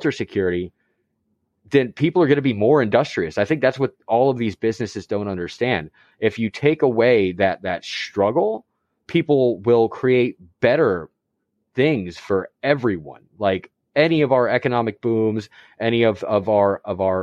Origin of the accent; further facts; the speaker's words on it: Florida, United States; as a Florida man myself